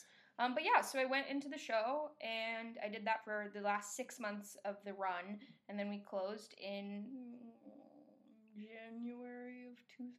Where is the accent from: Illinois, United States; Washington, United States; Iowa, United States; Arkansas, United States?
Washington, United States; Camano Island; now in East Coast, United States; I'm from Kameno Island, technically. I say Seattle because here on the West Coast, I mean, here on the East Coast, when you say we're from Washington, they think D.C.